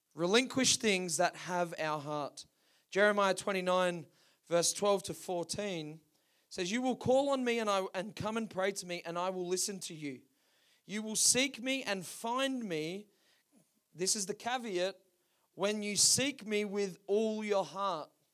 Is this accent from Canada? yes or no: no; Perth, Western Australia, Australia; down on the coast where we grew up in Perth.